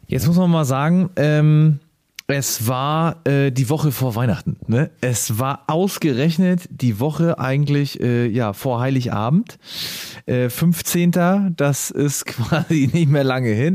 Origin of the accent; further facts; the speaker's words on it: Schleswig-Holstein, Germany; bei uns in Schleswig-Holstein